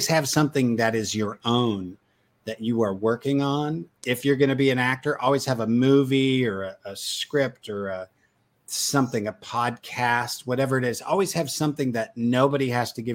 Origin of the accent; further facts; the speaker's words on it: Chicago, Illinois, United States; now in Fort Worth, United States; I live in Fort Worth. I'm from Chicago